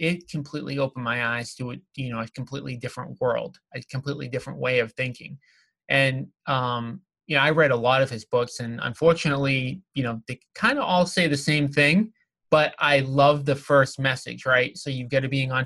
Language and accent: English; Revere, Massachusetts, United States; the town that I grew up in Revere, Massachusetts